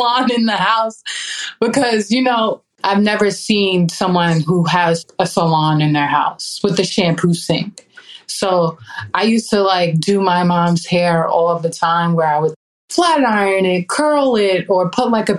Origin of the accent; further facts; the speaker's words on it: Baldwin, New York, United States; I grew up in Baldwin, New York